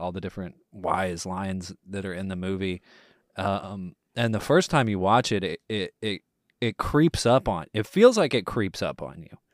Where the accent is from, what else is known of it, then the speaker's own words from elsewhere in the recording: Longview, Texas, United States; now in Houston, United States; my hometown of Longview, Texas